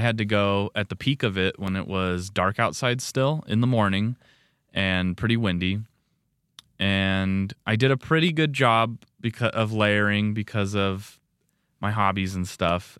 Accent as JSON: {"language": "English", "region": "Nevada", "country": "United States", "tie": "born or raised there", "moved": "yes", "lives_now": "Rexburg, United States", "said": "Growing up in Nevada, like, it gets, gets warm"}